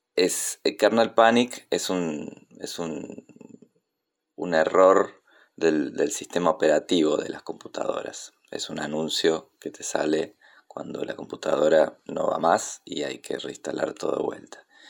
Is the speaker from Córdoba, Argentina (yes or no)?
yes; Córdoba, Argentina; also born or lived in Río Negro; now in Buenos Aires, Argentina; nací en Córdoba, pero vivo en Buenos Aires desde 1994, también viví en Río Negro antes